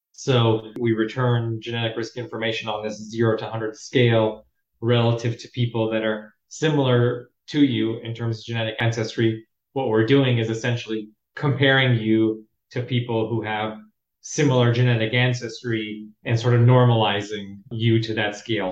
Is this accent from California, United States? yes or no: yes; Los Angeles, California, United States; Born and raised in Los Angeles, California